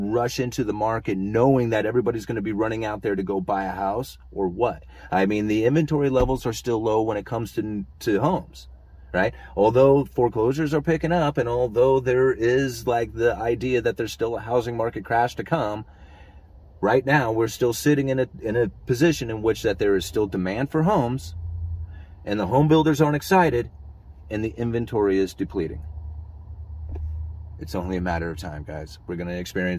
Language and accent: English; Oregon, United States; I come from Oregon